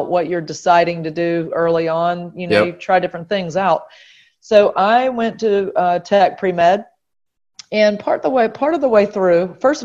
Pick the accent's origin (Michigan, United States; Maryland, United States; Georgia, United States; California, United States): Georgia, United States; Macon; also born or lived in Atlanta; Macon, Georgia was my hometown, and I was lucky enough to go to a great high school, Mount DeSales, which was a private Catholic school in Macon.